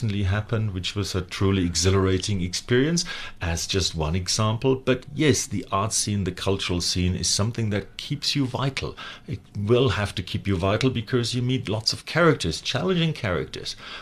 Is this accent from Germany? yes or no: yes; Germany; moved away; I was lucky enough to be born in Western Germany